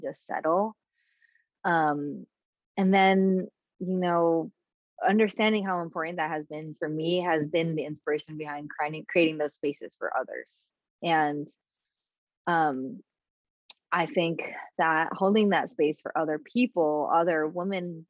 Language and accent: English; New York City, New York, United States; I'm from the Bronx. Like, I grew up like walking through space with armor on.